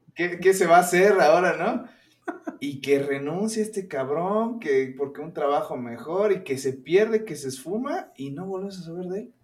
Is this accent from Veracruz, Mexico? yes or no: yes; Orizaba, Veracruz, Mexico; moved away as an adult; now in Mexico City, Mexico; de donde yo soy, Orizaba, Veracruz